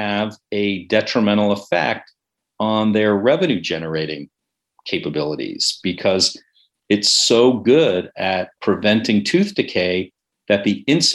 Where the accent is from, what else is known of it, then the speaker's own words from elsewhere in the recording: San Francisco, California, United States; moved away as an adult; also born or lived in Ithaca, New York / New York City; I grew up in the Bay Area. I'm a native San Franciscan, which is a bit of a rarity